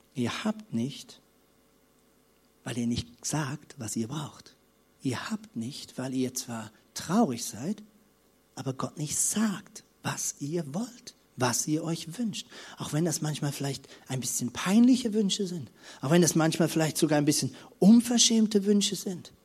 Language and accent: German; Lemgo, North Rhine-Westphalia, Germany; bei uns in unserem kleinen, süßen Städtchen Lemgo, wo ich aufgewachsen bin